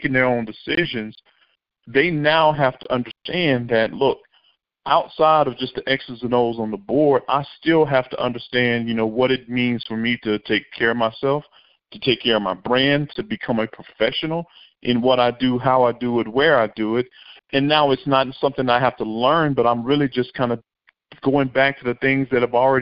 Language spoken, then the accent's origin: English; Monroe, Louisiana, United States; as a young man growing up in Monroe, Louisiana